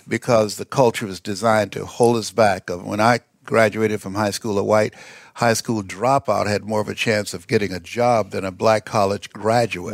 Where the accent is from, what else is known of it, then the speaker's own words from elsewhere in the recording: Miami, Florida, United States; moved away as an adult; also born or lived in Columbus, Ohio; Miami, Florida, where I'm from originally